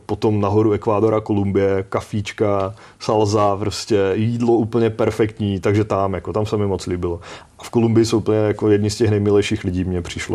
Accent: Czechia; tady z České republiky

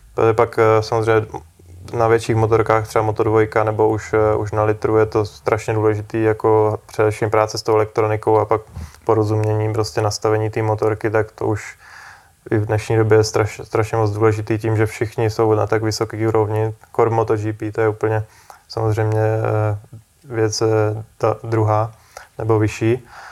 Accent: Czechia; byli jsme dva Češi

